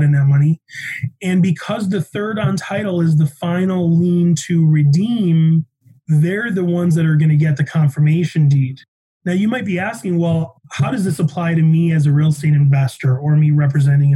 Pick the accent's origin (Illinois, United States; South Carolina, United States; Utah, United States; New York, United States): Illinois, United States; Chicago; also born or lived in Denver; now in Colorado, United States; I'm from Chicago.